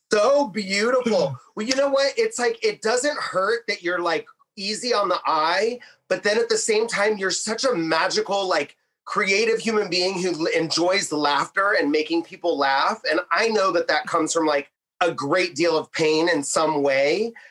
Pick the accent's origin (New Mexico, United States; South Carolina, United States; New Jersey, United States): New Mexico, United States; born there; now in Detroit, United States; originally from, I was born in New Mexico. Uh, my mother left New Mexico, went to Colorado, and then I think Ohio was next because I have a great aunt that lives there.